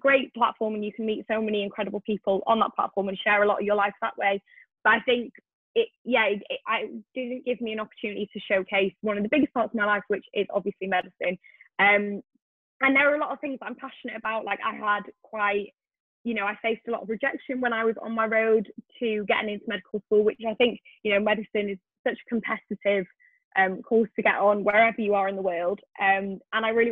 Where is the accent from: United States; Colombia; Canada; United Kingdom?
United Kingdom; Wales; I am originally from Wales